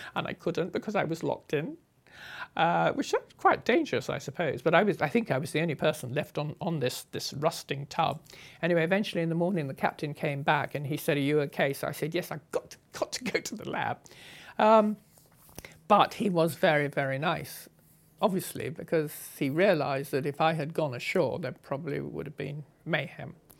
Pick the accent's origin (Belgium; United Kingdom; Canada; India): United Kingdom; England; moved away; As an English girl on a motorcycle